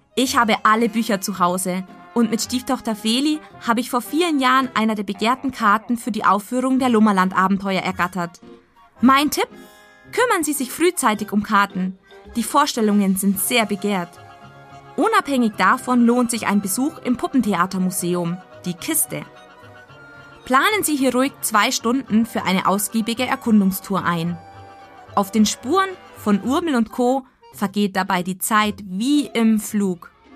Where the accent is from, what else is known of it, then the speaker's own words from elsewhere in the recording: Augsburg, Bavaria, Germany; meine Heimatstadt Augsburg